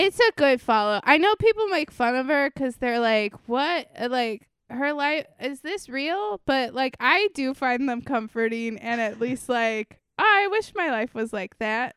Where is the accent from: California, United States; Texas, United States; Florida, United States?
Florida, United States; growing up in Florida